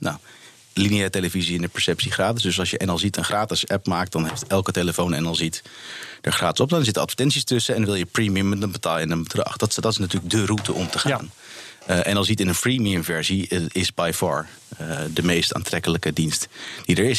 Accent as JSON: {"language": "Dutch", "country": "Netherlands", "said": "als Nederlander"}